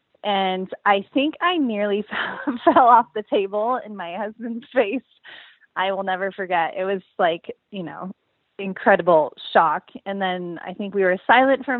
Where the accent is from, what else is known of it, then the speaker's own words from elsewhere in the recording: San Diego, California, United States; moved away as an adult; now in Austin, United States; We're originally from San Diego